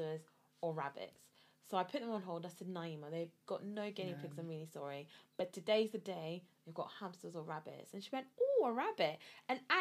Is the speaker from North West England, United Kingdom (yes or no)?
no; Glasgow, Scotland, United Kingdom; moved away as an adult; now in London, United Kingdom; I'm from Scotland, but from Glasgow, but moved to London to go to uni